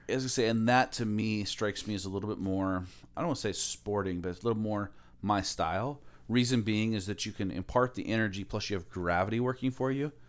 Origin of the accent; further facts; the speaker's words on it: Aloha, Oregon, United States; moved away as an adult; also born or lived in Camas, Washington; now in Alaska, United States; I grew up in Aloha